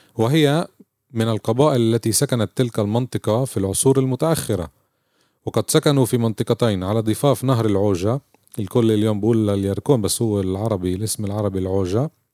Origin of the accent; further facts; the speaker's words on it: Palestine; احنا كفلسطينيين